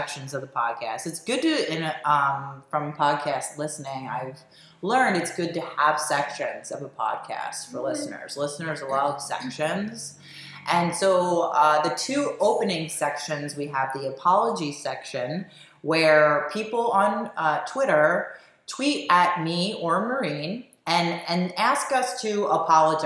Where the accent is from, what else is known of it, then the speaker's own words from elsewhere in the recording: Delaware County, Pennsylvania, United States; we're two hosts from Delco